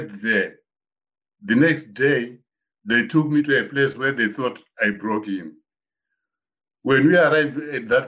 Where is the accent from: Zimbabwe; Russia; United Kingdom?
Zimbabwe; moved away; when I grew up, when I was, say, 18 years in Zimbabwe